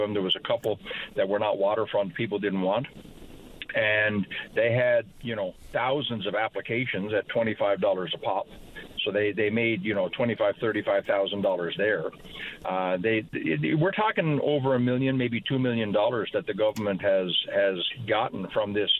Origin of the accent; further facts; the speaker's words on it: Grand Falls-Windsor, Newfoundland and Labrador, Canada; I grew up in Grand Falls